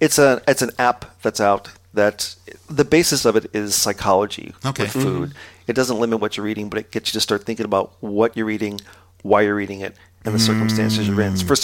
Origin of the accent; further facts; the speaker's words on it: Dayton, Ohio, United States; I loved it when I was a kid. Mm-hmm. I didn't really have a clue because it was, you know, Southwest Ohio.